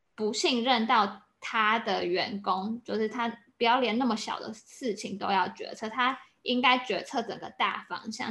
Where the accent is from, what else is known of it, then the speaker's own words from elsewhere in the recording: Taiwan; moved away as an adult; also born or lived in United States; 像我就是现在就在台湾工作